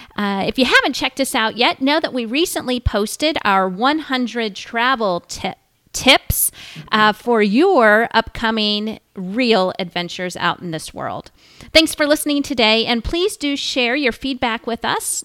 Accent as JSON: {"language": "English", "country": "United States", "tie": "born or raised there", "said": "growing up in the United States"}